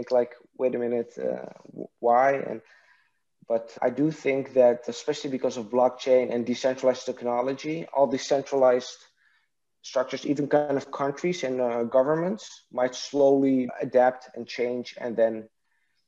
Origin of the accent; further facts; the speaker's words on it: Netherlands; English is a second language; also born or lived in Iraq; raised in Netherlands.